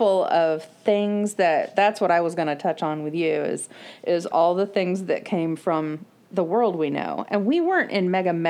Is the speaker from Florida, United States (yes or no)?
yes; Florida, United States; but we grew up in Florida